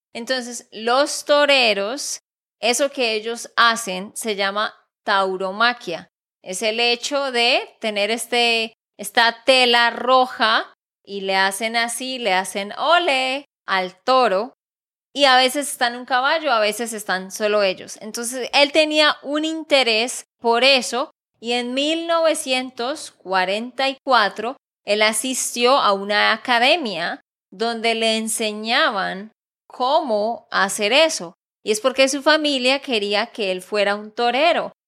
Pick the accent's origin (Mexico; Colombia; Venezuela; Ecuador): Colombia; Santander; de Santander, Colombia